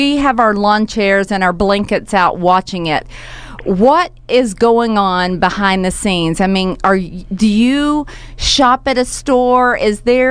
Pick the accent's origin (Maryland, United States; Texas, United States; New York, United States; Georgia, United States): Georgia, United States; McCaysville; I grew up in McKaysville, Georgia